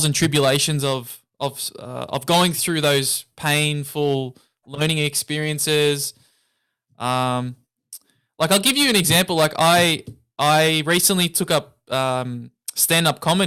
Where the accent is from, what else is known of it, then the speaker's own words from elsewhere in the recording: Melbourne, Victoria, Australia; I'm from Australia, I'm from Melbourne.